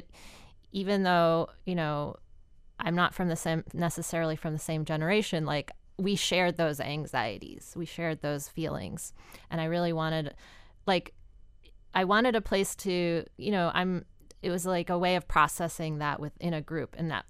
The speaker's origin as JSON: {"language": "English", "town": "Virginia Beach", "region": "Virginia", "country": "United States", "tie": "born or raised there", "lives_now": "Chicago, United States", "said": "I love living near the ocean. I grew up in Virginia Beach, Virginia, so I'm kind of, and I'm just like, I love the water."}